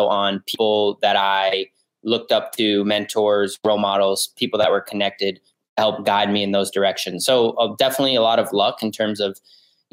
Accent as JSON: {"language": "English", "region": "East Coast", "country": "United States", "lives_now": "New Haven, United States", "said": "I'm originally from the East Coast"}